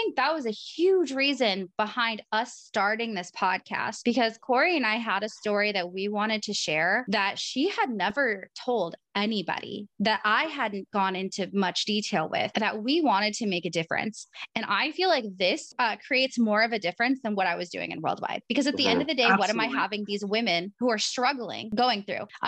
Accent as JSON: {"language": "English", "region": "Oregon", "country": "United States", "said": "I'm from Oregon"}